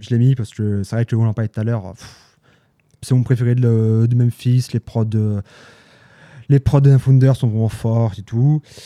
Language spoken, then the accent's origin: French; Haute-Savoie, Auvergne-Rhône-Alpes, France; moved away; dans mon bled d'Haute-Savoie